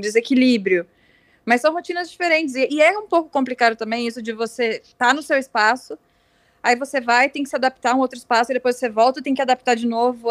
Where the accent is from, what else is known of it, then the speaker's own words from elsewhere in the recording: Novo Hamburgo, Rio Grande do Sul, Brazil; moved away as an adult; now in São Paulo, Brazil; eu sou do interior do Rio Grande do Sul, né? Novo, ah, Novo Hamburgo no interior